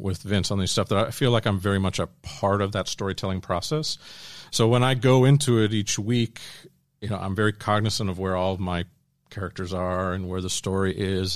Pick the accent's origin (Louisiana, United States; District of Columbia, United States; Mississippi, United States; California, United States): District of Columbia, United States; Washington; grew up in suburban D C, so, uh, East Coast